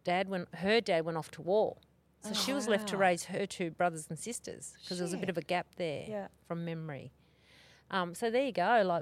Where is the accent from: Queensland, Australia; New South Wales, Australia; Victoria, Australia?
Victoria, Australia; Myrtleford; In Myrtleford.